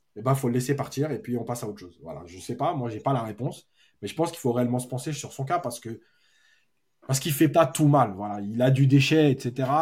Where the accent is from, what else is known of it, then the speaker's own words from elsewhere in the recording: Algeria; now in Paris, France; je suis algérien